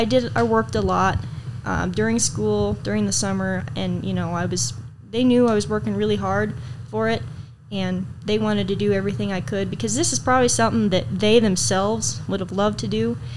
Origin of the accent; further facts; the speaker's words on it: Iowa, United States; also born or lived in Kansas / Wyoming; Well, we moved around a lot, different states. I was born in Kansas, and we moved to Wyoming, and then we moved to Iowa to around my mom's family and my dad's mom a little bit.